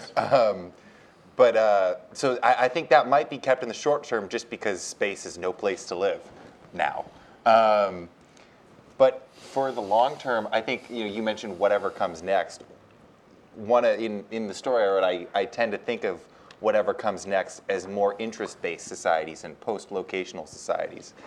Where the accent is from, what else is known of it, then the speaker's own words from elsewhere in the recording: United States; I was born in the United States dictates I'm an American